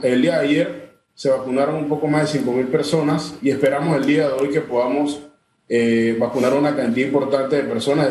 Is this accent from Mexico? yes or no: no; Panama; como panameño